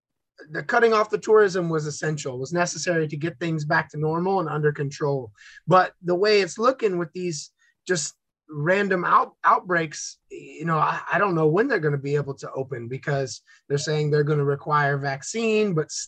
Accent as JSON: {"language": "English", "town": "New Smyrna Beach", "region": "Florida", "country": "United States", "tie": "born or raised there", "also_born_or_lived": "Orlando", "said": "New Smyrna Beach, Florida, and then went to university at the University of Central Florida in Orlando and lived there for about 10 years."}